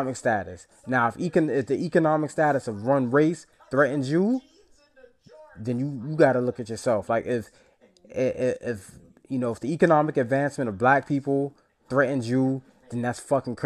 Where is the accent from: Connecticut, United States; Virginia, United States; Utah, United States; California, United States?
Virginia, United States; Southern; I'm from the South, man. Like I'm from Southern Virginia.